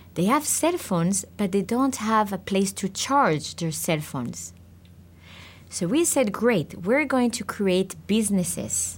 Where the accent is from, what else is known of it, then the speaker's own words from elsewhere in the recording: Israel; I was born in Israel.